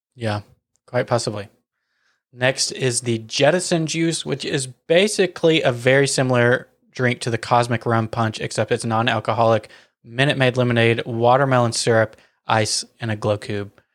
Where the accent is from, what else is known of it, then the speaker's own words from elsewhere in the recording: Wilson County, Tennessee, United States; we hail from Wilson County, Tennessee, which is, like, self-proclaimed greatest county fair on the face of the planet.